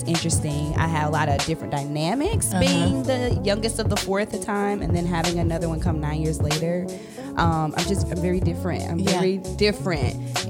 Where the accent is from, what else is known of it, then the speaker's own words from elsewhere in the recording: Illinois, United States; And I am an Illinois native.